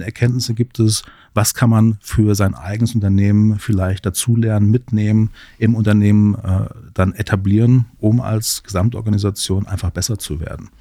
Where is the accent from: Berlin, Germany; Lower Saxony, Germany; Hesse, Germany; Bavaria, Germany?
Hesse, Germany; Central; Ich komme aus Mittelhessen, wohne in Gießen, arbeite hier in Marburg